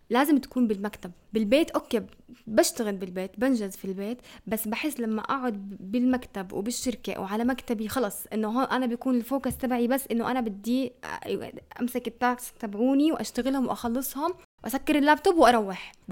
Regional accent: Amman, Amman Governorate, Jordan; احنا عندنا بعمان ما بدي احكي اسم المدرسه اللي كنت فيها

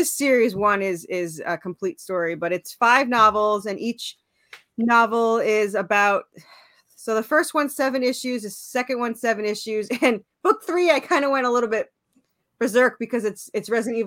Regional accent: New York, United States; moved away as an adult; now in Tennessee, United States; Originally I was from New York. And then I moved to Tennessee

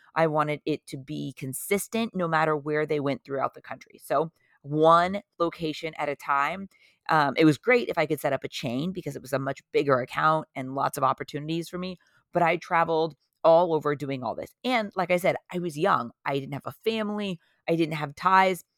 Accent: Orange County, California, United States; also born or lived in San Diego, California; I am from Orange County, California, originally

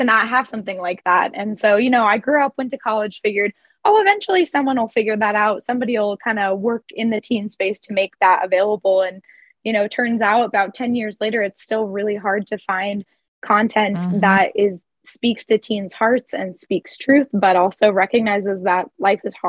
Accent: Midwest, United States; now in Denver, United States; I grew up in the Midwest

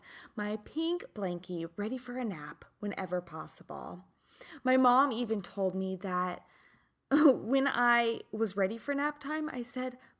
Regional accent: Kansas, United States; I'm from Kansas.

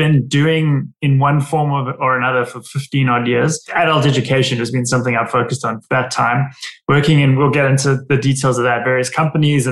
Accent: Cape Town, Western Cape, South Africa; moved away as an adult; now in New Jersey, United States; originally from South Africa, spent most of my life growing up in Cape Town, and then moved here to the States about 11 years ago now.

